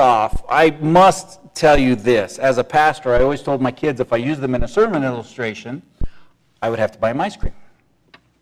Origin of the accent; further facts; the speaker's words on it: United States; I was born and raised in the United States of America.